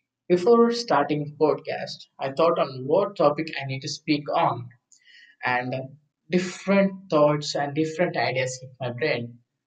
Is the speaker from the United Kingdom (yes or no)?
no; Hyderabad, Telangana, India; I'm from Hyderabad.